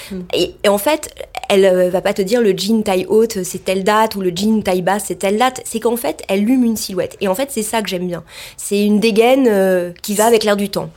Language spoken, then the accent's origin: French; Marseille, Provence-Alpes-Côte d'Azur, France; moved away; also born or lived in Saint-Germain-des-Prés, Paris; je suis née à Marseille, donc euh, dans une ville euh, du soleil, de la mer. Et j'étais plutôt avec des parents qui ont monté les premières jeaneries à Marseille